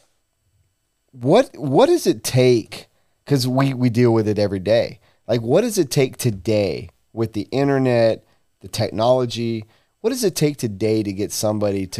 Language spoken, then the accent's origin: English; Tucson, Arizona, United States; So I was born in Tucson